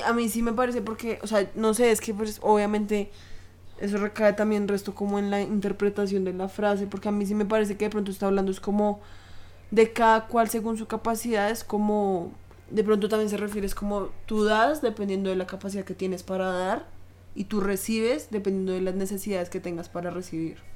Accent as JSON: {"language": "Spanish", "country": "Colombia", "said": "acá en Colombia"}